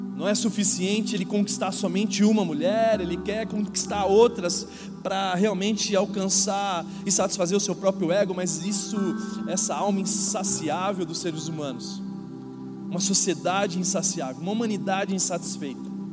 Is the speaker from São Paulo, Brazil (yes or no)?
yes; São Paulo, Brazil; now in Indaiatuba, Brazil; eu não era da cidade de Indatuba, eu nasci em São Paulo